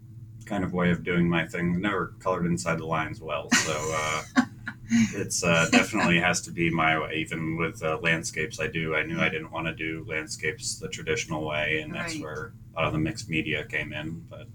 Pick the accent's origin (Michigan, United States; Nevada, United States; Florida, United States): Michigan, United States; also born or lived in New Jersey / Idaho; now in New Hampshire, United States; No, I was born in New Jersey. And then my father worked for the auto industry. So we moved out to Michigan. And then I went to school in northern Idaho. And then found college in New Hampshire and have kind of stuck around since.